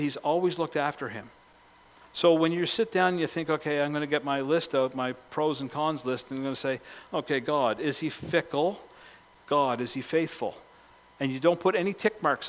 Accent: Cape Breton, Nova Scotia, Canada; growing up in Cape Breton.

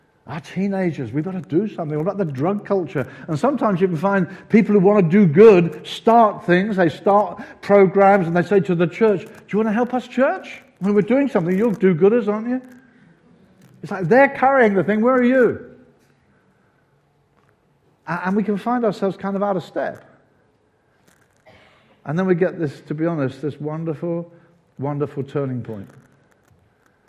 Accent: Brighton, South East England, United Kingdom; We lived in Brighton

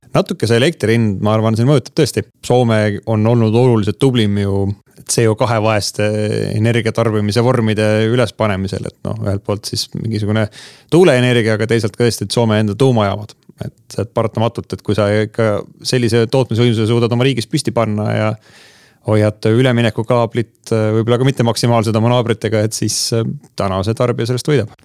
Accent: Mustamäe, Tallinn, Harju County, Estonia; mina elasin Mustamäel esimesel korrusel, mille all oli soojatrass

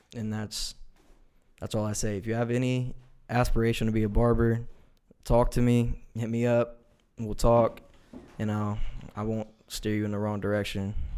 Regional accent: Reynoldsburg, Ohio, United States; I'm from Reynoldsburg, Ohio

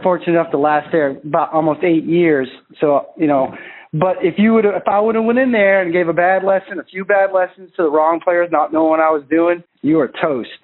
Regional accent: Maine, United States; I'm from Maine

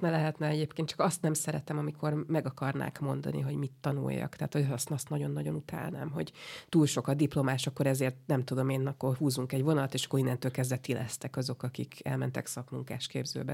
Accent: Budapest, Hungary; ott együtt élt három generáció egy udvarban, és akkor on, on születte, oda születtünk mi is

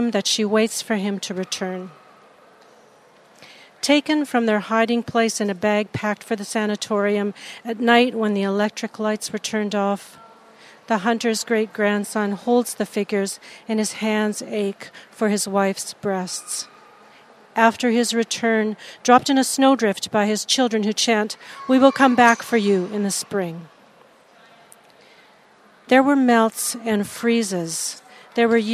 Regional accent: Vancouver Island, British Columbia, Canada; I'm an artist from Vancouver Island.

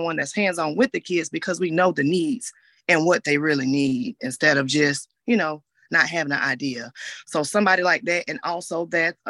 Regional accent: Augusta, Georgia, United States; I'm from Augusta, Georgia. I've been here all my life

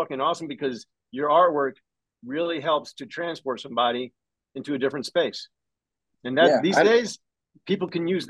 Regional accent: Florida, United States; different characters and stuff from, you know, growing up in Northwest Florida and shit, combining them

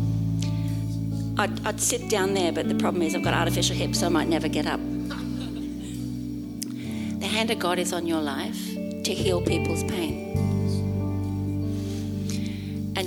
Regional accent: Australia; I'm Australian.

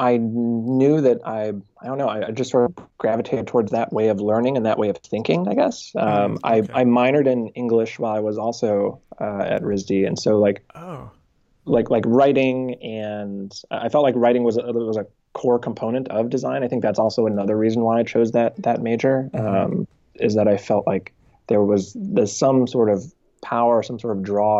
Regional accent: Danville, California, United States; also born or lived in Martinez, California; I grew up in Northern California

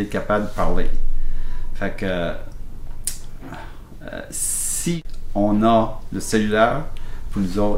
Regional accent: Blanc-Sablon, Quebec, Canada; Nous autres, on vient de Blanc-Sablon, qui est à 5 km de la frontière Québec-Labrador

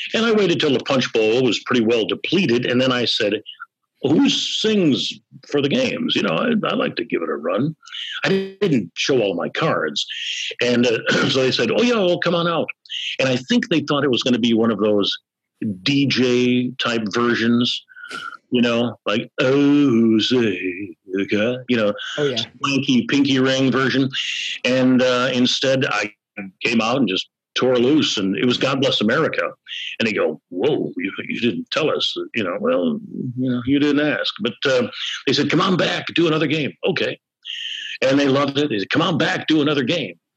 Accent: Chicago, Illinois, United States; growing up on the Southwest Side, you know, it's uh, kind of a yahi there uh, neighborhood, Polish

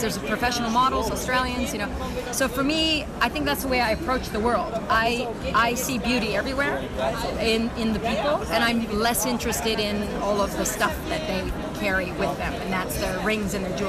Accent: United States; now in Switzerland; because of coming from two cultures, being both American and Iranian, living in Switzerland

